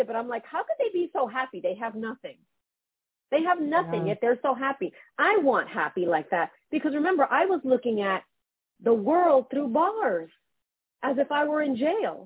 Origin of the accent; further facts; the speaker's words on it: New York City, New York, United States; now in New Jersey, United States; I'm born and raised in Brooklyn